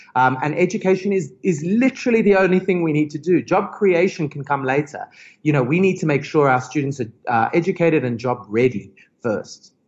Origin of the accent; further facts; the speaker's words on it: Australia; now in South Africa; I'm, I'm originally Australian, but I'm a very, very proud honorary South African